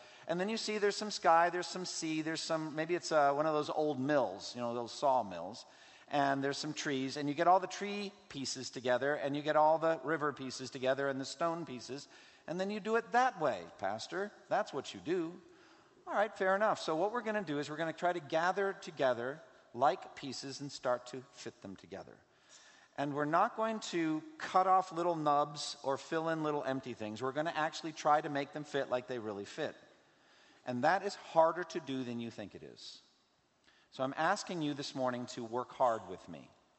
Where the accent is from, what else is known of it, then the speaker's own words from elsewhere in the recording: Massachusetts, United States; from Massachusetts, my home state